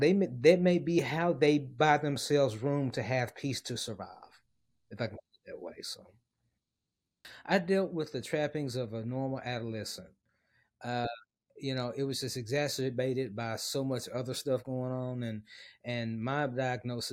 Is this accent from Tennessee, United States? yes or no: yes; Memphis, Tennessee, United States; moved away as an adult; also born or lived in Dallas, Texas; my hometown of Memphis